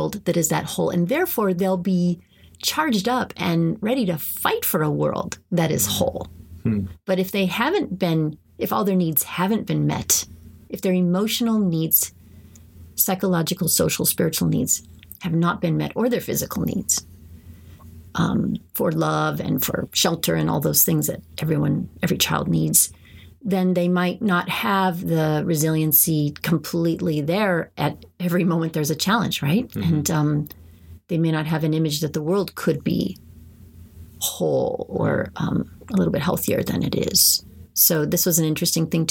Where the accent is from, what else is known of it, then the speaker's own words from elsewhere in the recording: San Jose, California, United States; growing up in San Jose